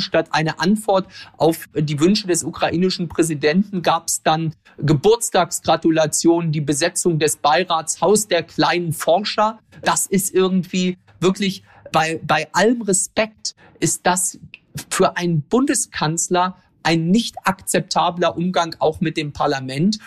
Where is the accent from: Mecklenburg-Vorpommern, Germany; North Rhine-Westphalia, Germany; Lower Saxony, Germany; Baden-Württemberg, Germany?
Mecklenburg-Vorpommern, Germany; Ueckermünde; meine Heimatregion